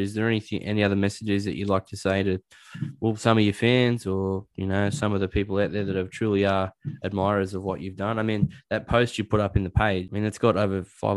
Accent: Australia; as an Australian

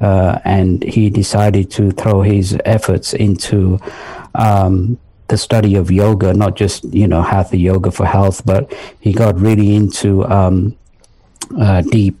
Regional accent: London, north of England, United Kingdom; moved away as an adult; also born or lived in Pakistan; now in United States; I was born in Pakistan, and then my parents, they moved to England when I was 3 years old. So we moved to England. I lived in the north of England till the age of 10. And then we moved to London and spent some time in London, went to high school in London

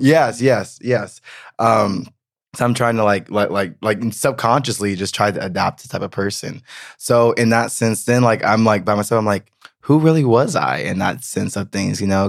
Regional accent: the South, United States; moved away as an adult; now in Berlin, Germany; I'm from the South.

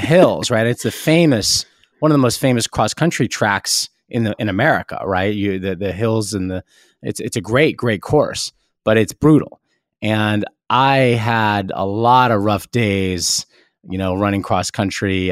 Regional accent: New York City, New York, United States; also born or lived in New Jersey; I lived in, in New York City, you know, very briefly and then moved to New Jersey when I was a little kid, but, you know, really s, from seventh grade on, I went to school back in New York City.

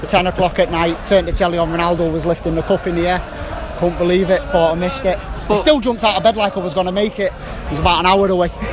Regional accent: Manchester, North West England, United Kingdom; Me, Manchester.

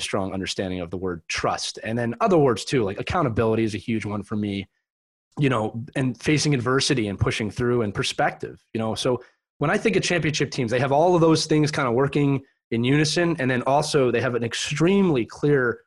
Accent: Philadelphia, Pennsylvania, United States; I was born and raised in Philadelphia, Pennsylvania in the early 80s

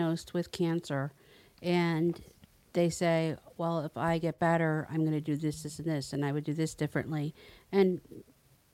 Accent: Hackensack, New Jersey, United States; moved away; right outside of New York City, Hackensack, New Jersey

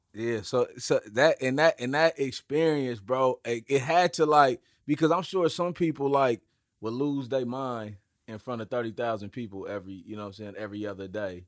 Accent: Oakland, California, United States; I grew up in Oakland

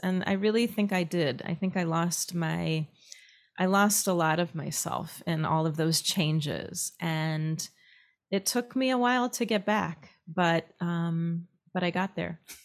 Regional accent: Minneapolis, Minnesota, United States; moved away as an adult; also born or lived in upstate New York / Israel; I grew up in Minneapolis

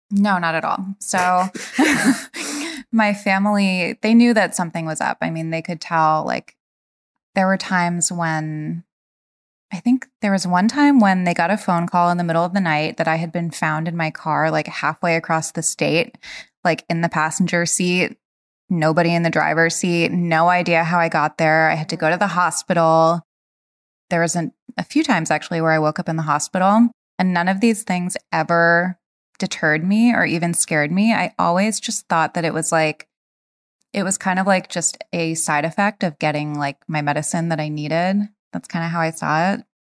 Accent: Rhode Island, United States; I grew up in Rhode Island

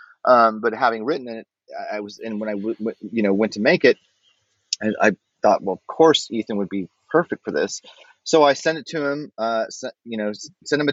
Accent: Denver, Colorado, United States; I would have been 12, 13 years old in 1978 in North Denver

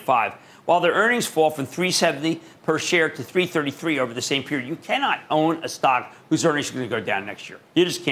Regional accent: Philadelphia, Pennsylvania, United States; accent: Philadelphia; That's my Philadelphia accent

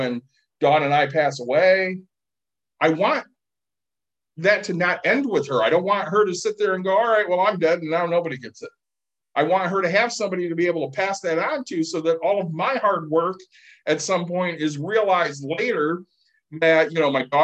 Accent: Plainwell, Michigan, United States; the house I grew up in Plainwell

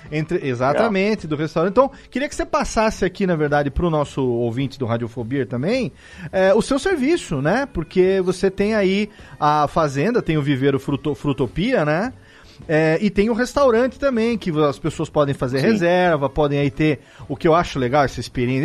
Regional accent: Serra Negra, São Paulo, Brazil; eu também sou da montanha, eu sou daqui de Serra Negra

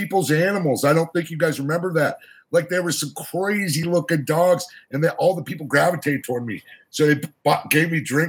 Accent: Boston, Massachusetts, United States; Boston, Massachusetts

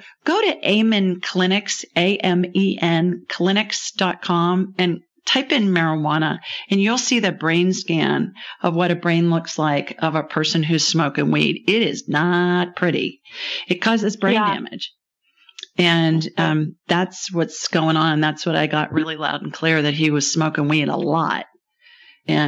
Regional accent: Ohio, United States; I grew up in Ohio

